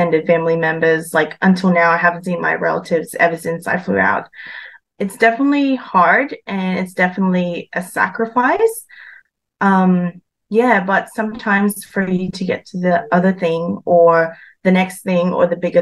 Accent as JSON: {"language": "English", "country": "Philippines", "tie": "born or raised there", "also_born_or_lived": "Western Sydney, Australia", "second_language": "English", "moved": "as an adult", "lives_now": "Sydney, Australia", "said": "So I was born and raised in the Philippines and studied there until year 12, and went to Australia in 2019 to pursue my engineering career"}